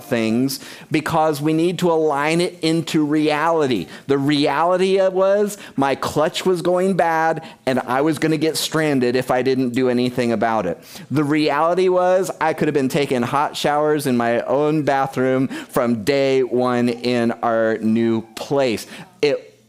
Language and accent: English; United States; I'm American